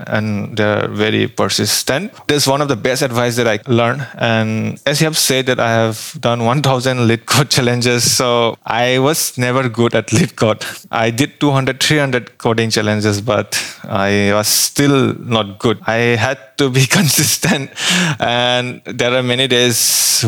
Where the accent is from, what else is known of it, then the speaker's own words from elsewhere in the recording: Assam, India; moved away as an adult; now in Bangalore, India; I'm from India